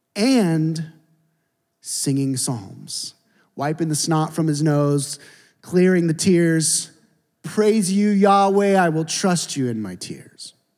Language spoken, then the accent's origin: English; Seattle, Washington, United States; I'm from Seattle